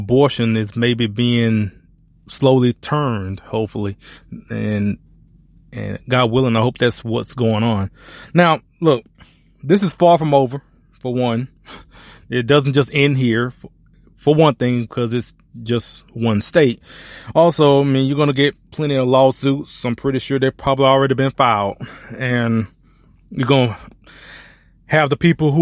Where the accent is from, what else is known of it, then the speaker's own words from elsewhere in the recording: Alabama, United States; now in Texas, United States; I was born and raised in Alabama